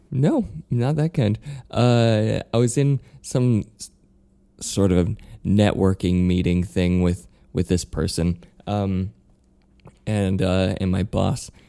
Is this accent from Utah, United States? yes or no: yes; Utah, United States; moved away; I'm from Utah, but I'm not from a farm.